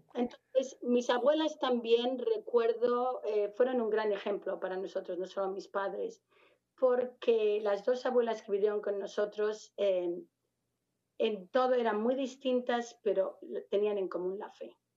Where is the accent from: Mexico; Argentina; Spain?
Spain; Madrid, Community of Madrid; moved away as an adult; now in United States; a pesar de ser de Madrid